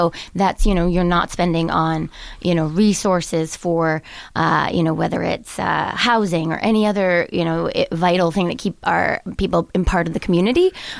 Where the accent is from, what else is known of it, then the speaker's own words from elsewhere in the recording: Plymouth, Massachusetts, United States; also born or lived in Virginia; So I grew up in Plymouth.